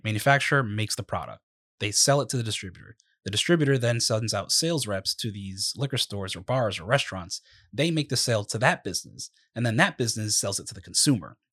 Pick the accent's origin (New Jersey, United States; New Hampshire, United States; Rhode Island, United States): Rhode Island, United States; Providence; also born or lived in East Providence, Rhode Island; we're both from Rhode Island. Yep. Um, I myself, I mean, I was born in Providence.